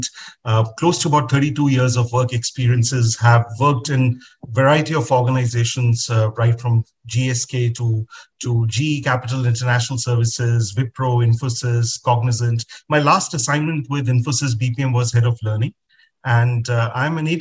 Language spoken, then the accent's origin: English; Agra, Uttar Pradesh, India; I was born and brought up in Agra, city of the Taj Mahal